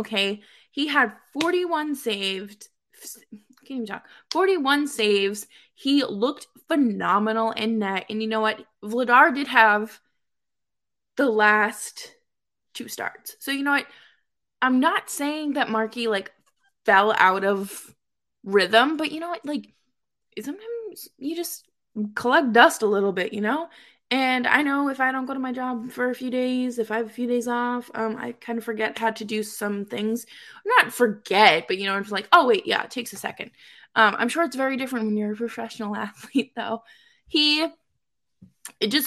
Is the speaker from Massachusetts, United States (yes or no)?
yes; Boston, Massachusetts, United States; I grew up spoiled rotten in Boston